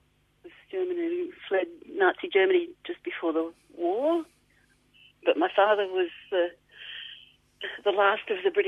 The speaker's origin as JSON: {"language": "English", "town": "Melbourne", "region": "Victoria", "country": "Australia", "tie": "born or raised there", "said": "we grew up in North Clayton when it was still fields"}